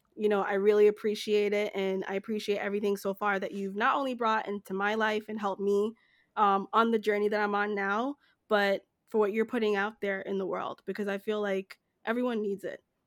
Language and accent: English; Jamaica; now in United States; I'm from Jamaica